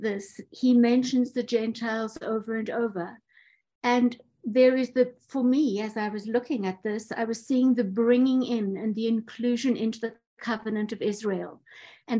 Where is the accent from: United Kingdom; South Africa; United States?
South Africa; I'm from South Africa.